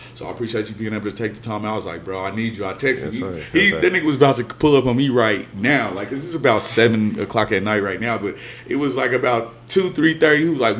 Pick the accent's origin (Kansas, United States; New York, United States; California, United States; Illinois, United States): Kansas, United States; Wichita; growing up in the dub, growing up in Wichita